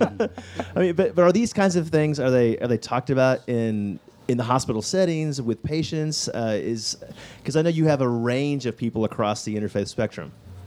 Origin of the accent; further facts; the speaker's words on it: Texas, United States; growing up in Texas, we're a different breed there, obviously.